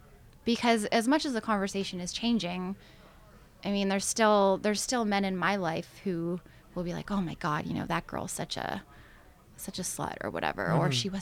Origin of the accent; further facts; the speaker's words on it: Canada; especially as Canadian women, we're taught to not really, you know, want to use our sexuality or our beauty to our advantage